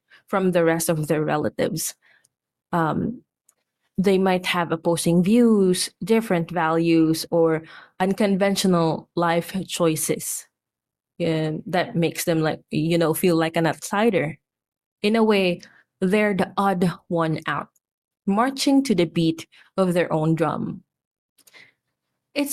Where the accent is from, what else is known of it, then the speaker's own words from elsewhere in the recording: Philippines; here in my home country, Philippines